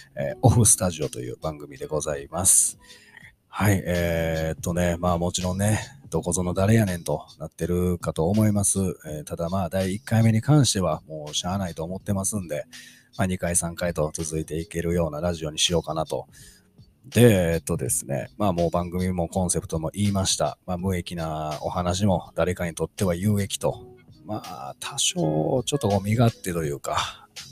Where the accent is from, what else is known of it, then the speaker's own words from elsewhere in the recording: Kansai, Japan; 関西人なんで、小さい頃から喋ることに